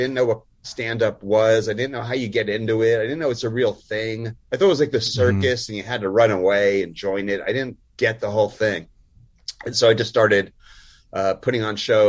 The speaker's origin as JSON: {"language": "English", "region": "New Jersey", "country": "United States", "tie": "born or raised there", "also_born_or_lived": "Chico, California", "moved": "as an adult", "said": "I grew up in Jersey"}